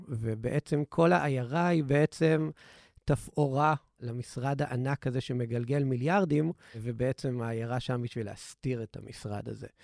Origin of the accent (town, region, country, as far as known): Israel